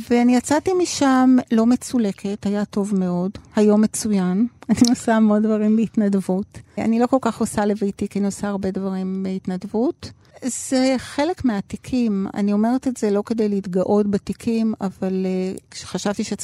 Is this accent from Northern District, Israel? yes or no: no; Tel Aviv, Tel Aviv District, Israel; גדלתי בתל אביב, הייתי ילדה רגילה, לימודים, בלט, תנועת נוער, נגינה, כמו שצריך.